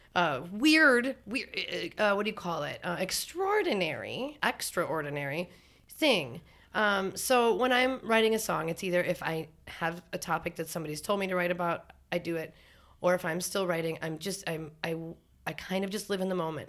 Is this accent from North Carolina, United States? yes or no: no; North Dakota, United States; now in Minneapolis, United States; I grew up in North Dakota, so we got our driver's license at fourteen